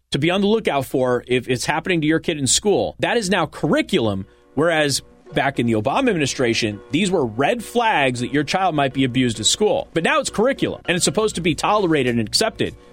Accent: Las Vegas, Nevada, United States; I'm from Vegas. I grew up with a lot of drag queens, a lot of professional shows on the strip, do drag.

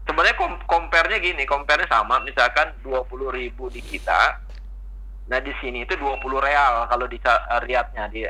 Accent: West Java, Indonesia; now in Saudi Arabia; tetap makanan kita orang Sunda, orang Indonesia lebih jauh lebih lebih enak lah, lebih nyaman dibandingin di Saudi lah.

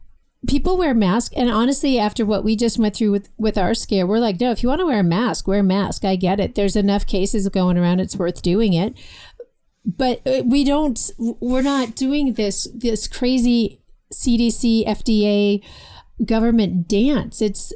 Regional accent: Johannesburg, Gauteng, South Africa; I was raised outside Johannesburg in South Africa when Mandela began his regime.

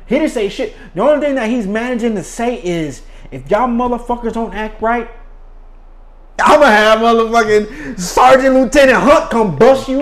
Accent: United States; as an American

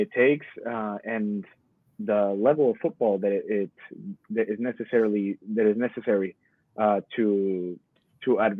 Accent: Modesto, California, United States; my hometown series, Modesto

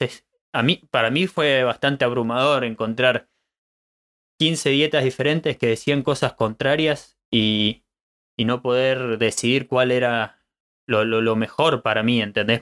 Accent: Argentina; moved away as an adult; now in Germany; Nací en Argentina, pero tuve la oportunidad de vivir en diferentes países. Luego de recorrer varios lugares, me encuentro en Alemania construyendo una vida

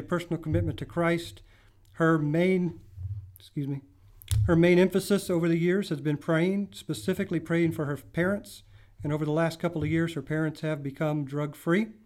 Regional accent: Midland, Texas, United States; moved away as an adult; also born or lived in Kansas; I grew up in Free Methodist Church in Midland, Texas.

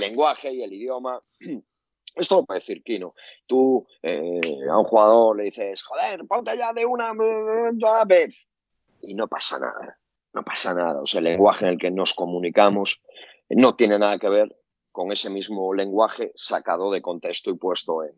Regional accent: Galicia, Spain; accent: Galician; por mi acento eh, gallego

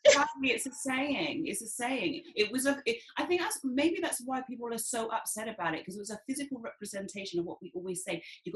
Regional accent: Jamaica; And we know, because we're Jamaican

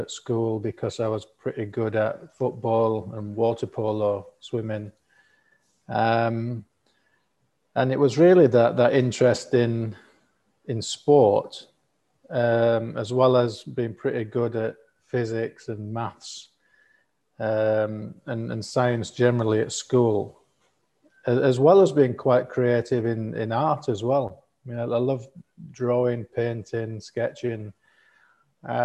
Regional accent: Elland, Yorkshire and the Humber, United Kingdom; accent: northern; moved away as an adult; now in Qatar; I'm from a little town called Elland, which is in West Yorkshire between Halifax and Huddersfield. That's where I was born and grew up

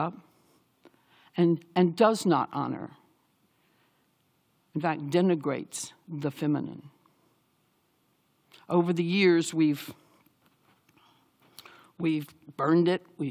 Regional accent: the South, United States; I grew up in the South

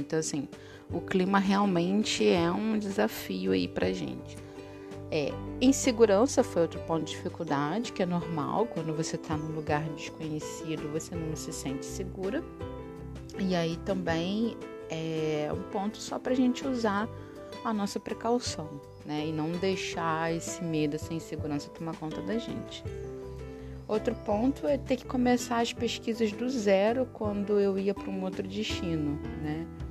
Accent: Brazil; nós brasileiros

